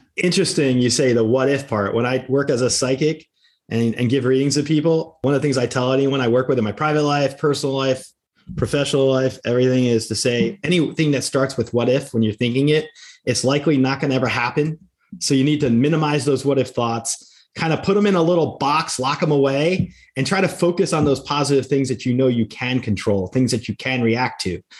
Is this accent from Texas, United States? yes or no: no; New Jersey, United States; my home state of New Jersey